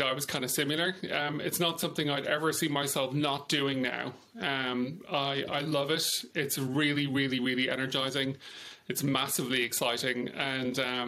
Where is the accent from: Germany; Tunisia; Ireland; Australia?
Ireland; Dublin, Leinster; moved away as an adult; also born or lived in United Kingdom / France / California / Houston, Texas; I was born in Dublin.